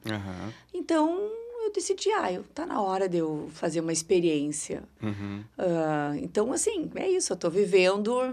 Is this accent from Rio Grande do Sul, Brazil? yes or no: yes; São Sepé, Rio Grande do Sul, Brazil; now in Porto Alegre, Brazil; Sou de São Cepé, isso aí, na região central do estado